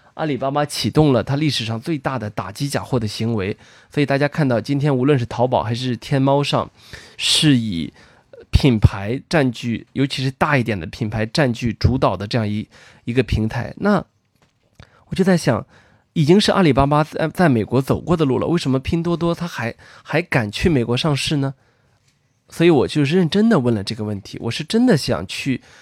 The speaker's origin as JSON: {"language": "Chinese", "region": "northern China", "country": "China", "said": "作为一个北方人"}